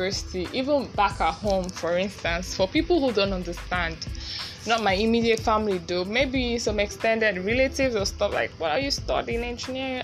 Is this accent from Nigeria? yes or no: yes; Nigeria; Being a Nigerian woman